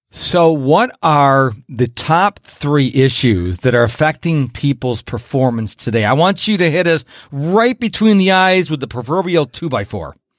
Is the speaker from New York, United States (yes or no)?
yes; Rochester, New York, United States; now in Houston, United States; I'm originally from Rochester, New York